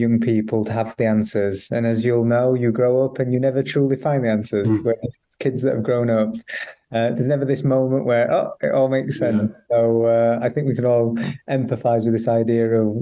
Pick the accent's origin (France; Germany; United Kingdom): United Kingdom; Barnsley, Yorkshire and the Humber; I grew up in Barnsley